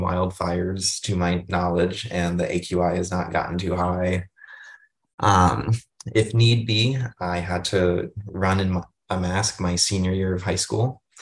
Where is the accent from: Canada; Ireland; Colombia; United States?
United States; Northern Virginia; I'm from Northern Virginia